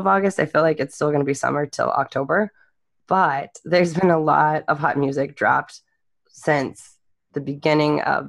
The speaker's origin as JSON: {"language": "English", "region": "Central Texas", "country": "United States", "tie": "born or raised there", "said": "we're all native Texans here. I grew up in Central Texas"}